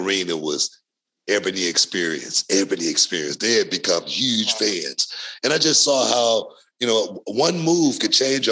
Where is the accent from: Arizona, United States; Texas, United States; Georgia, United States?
Texas, United States; also born or lived in Louisiana; I grew up in Texas. I was born in Louisiana.